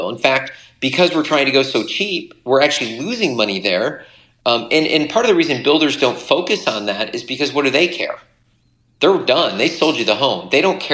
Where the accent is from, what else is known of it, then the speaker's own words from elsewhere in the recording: Michigan, United States; I'm from Michigan